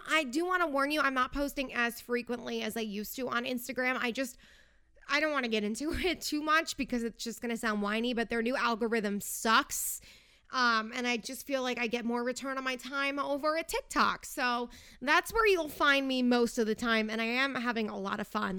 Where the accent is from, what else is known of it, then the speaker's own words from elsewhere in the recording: New York, United States; moved away as an adult; also born or lived in New Jersey; now in Los Angeles, United States; I am originally from New York. I moved to Jersey for college and stayed there before I moved out to L A.